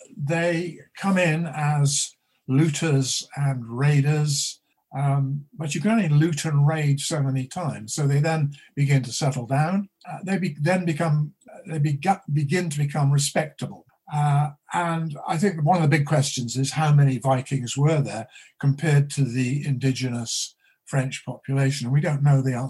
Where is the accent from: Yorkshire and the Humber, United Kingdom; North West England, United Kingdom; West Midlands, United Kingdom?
West Midlands, United Kingdom; Shropshire; also born or lived in Oxford; I was born in Shropshire in the Welsh Marches